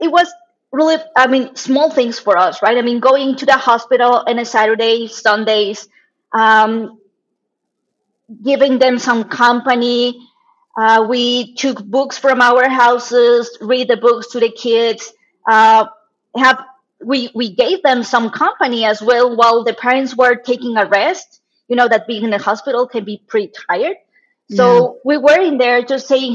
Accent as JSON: {"language": "English", "country": "Mexico", "tie": "born or raised there", "also_born_or_lived": "China", "moved": "as an adult", "lives_now": "Monterrey, Mexico"}